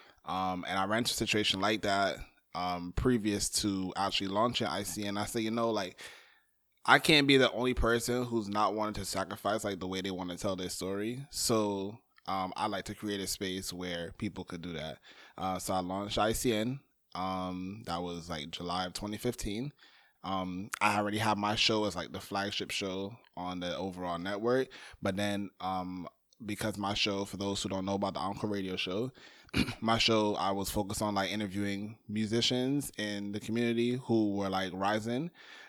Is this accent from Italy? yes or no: no; Barbados; now in Brooklyn, United States; I'm Barbadian. I wear that proudly on my chest consistently.